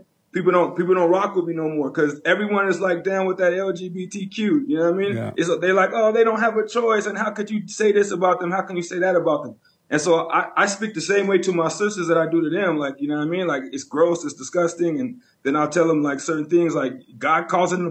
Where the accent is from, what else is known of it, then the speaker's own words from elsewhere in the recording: California, United States; moved away as an adult; also born or lived in Vancouver, Canada / Las Vegas / Los Angeles; now in Canada; I was raised in California